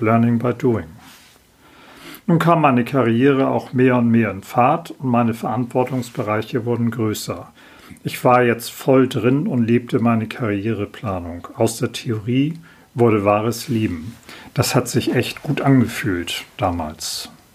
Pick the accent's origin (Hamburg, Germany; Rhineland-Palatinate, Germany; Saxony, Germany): Hamburg, Germany; 1965 wurde ich in Hamburg geboren. Aufgewachsen bin ich in sogenannten gutbürgerlichen Verhältnissen